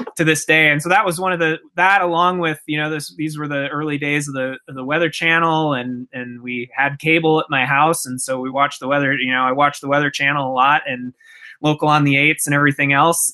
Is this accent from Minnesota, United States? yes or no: yes; Minneapolis, Minnesota, United States; I grew up in in Minnesota in the Twin Cities area